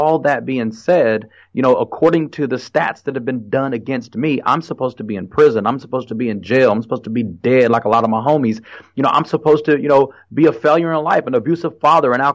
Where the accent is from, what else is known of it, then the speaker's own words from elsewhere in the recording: Fort Worth, Texas, United States; also born or lived in San Jose, California; when I was growing up in Fort Worth